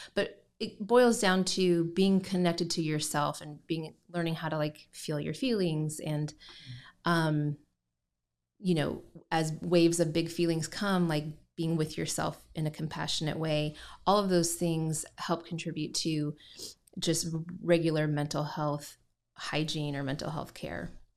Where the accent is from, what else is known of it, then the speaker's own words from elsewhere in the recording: Indiana, United States; also born or lived in Southern Utah; now in Gallatin, United States; I grew up in Indiana